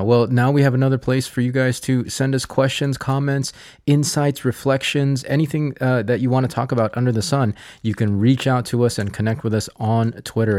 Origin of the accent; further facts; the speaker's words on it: United States; I am Filipino. I am American.